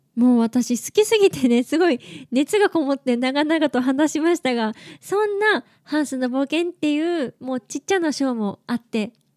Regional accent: Okayama, Japan; 私岡山県出身

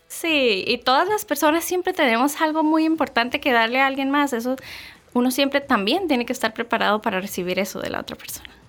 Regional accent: Santa Bárbara, Heredia, Costa Rica; also born or lived in San José, Costa Rica; Yo soy nacida y crecida en Costa Rica. Em, nací en San José, que es la provincia del país.

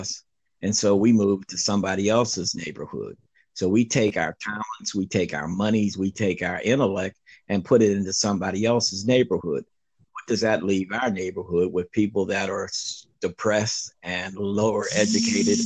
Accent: Pittsburgh, Pennsylvania, United States; also born or lived in Greensboro, North Carolina; I'm a 66-year-old black male, born and raised in Pittsburgh, Pennsylvania.

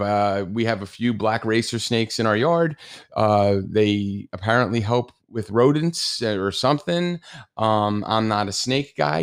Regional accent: New Jersey, United States; accent: New Jersey; apparently I have a New Jersey accent

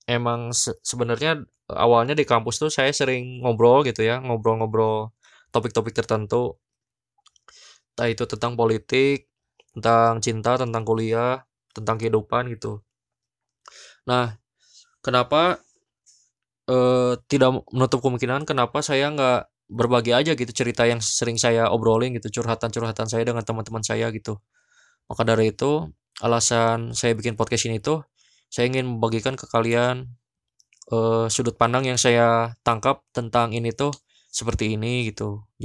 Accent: Bandung, West Java, Indonesia; karena saya orang Sunda kan ya, orang Bandung.

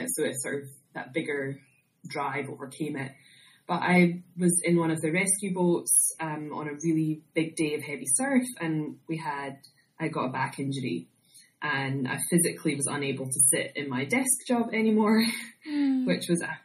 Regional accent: Scotland, United Kingdom; moved away as an adult; also born or lived in Bermuda / Australia; I'm originally from Scotland, if you can't tell from my accent

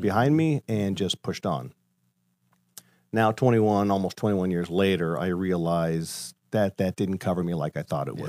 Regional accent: Colorado, United States; moved away as an adult; now in Ohio, United States; I grew up in Colorado, uh, born and raised there

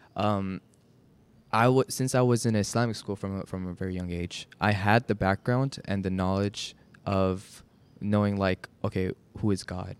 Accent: Dallas, Texas, United States; also born or lived in Chicago; we came to Dallas when I was getting into kindergarten. And so, I've been here for a while

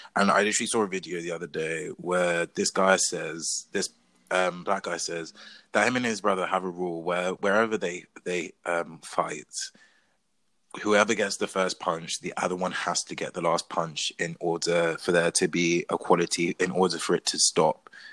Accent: England, United Kingdom; my mum is Portuguese, my dad is Zambian, but I was born and raised in England

